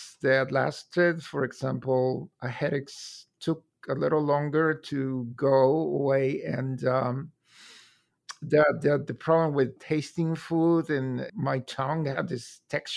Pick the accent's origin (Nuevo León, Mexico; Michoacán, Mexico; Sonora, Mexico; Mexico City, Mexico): Mexico City, Mexico; moved away as an adult; now in Columbus, United States; I was born in Mexico City and I lived there for 33 years.